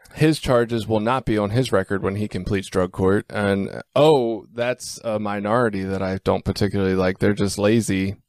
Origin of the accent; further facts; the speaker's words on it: Baltimore, Maryland, United States; I'm from Baltimore